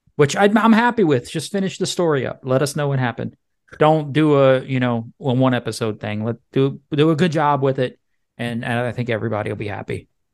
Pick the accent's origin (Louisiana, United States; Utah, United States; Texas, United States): Louisiana, United States; Cajun; I'm a Cajun